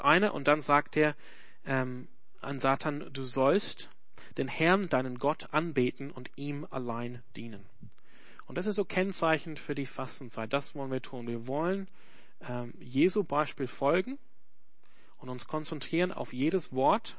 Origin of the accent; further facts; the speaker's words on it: Australia; German is a second language; now in Germany; ich komme nicht aus Deutschland, ich komme aus Australien